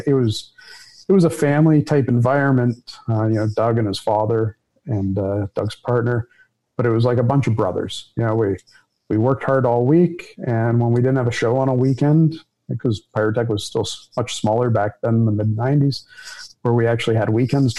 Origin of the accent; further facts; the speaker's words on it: Toronto, Ontario, Canada; I grew up in a family business that my family was either florists or law enforcement in Toronto